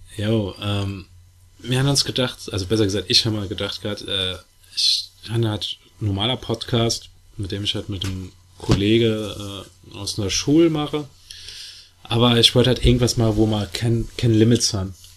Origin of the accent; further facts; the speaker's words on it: Saarbrücken, Saarland, Germany; accent: Saarland Platt, city; ich bin aus Saarbrücke.